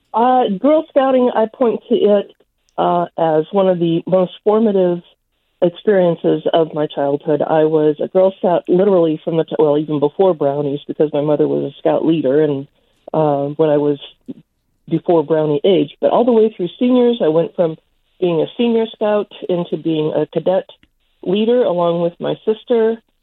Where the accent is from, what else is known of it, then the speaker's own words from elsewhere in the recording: Missouri, United States; now in Minnesota, United States; I grew up in Missouri, but I'm a Minnesota resident now